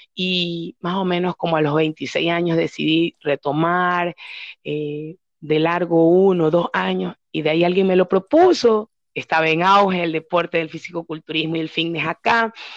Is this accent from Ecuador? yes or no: yes; Ecuador; soy ecuatoriana